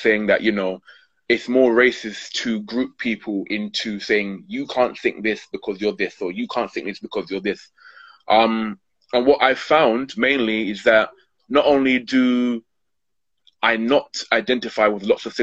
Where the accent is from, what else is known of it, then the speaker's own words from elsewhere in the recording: London, United Kingdom; I'm born and born and brought up in Hackney